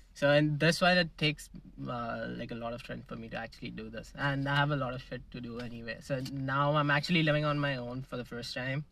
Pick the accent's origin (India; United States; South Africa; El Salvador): India; Mumbai, Maharashtra; moved away as an adult; now in Canada; I'm from Mumbai